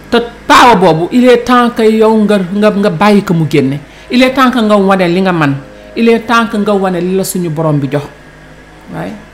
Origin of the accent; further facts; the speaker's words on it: Senegal; man en tant que sénégalais